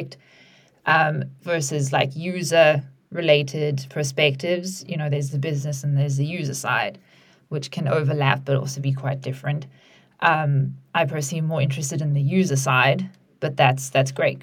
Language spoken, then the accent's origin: English; South Africa; moved away as an adult; now in United Kingdom; I also recently moved here from a different country. I'm from South Africa